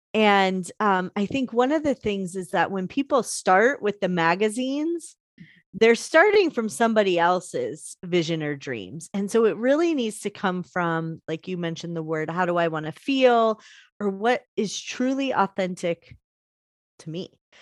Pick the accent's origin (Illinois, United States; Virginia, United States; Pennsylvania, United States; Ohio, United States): Illinois, United States; Chicago; I'm from Chicago